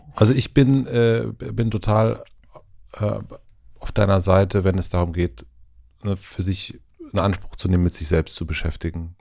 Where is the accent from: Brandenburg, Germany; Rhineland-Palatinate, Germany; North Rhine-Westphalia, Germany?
Brandenburg, Germany; Spree-Neiße, Lusatia; durch Spree-Neiße also da wo ich herkomme, durch die Lausitz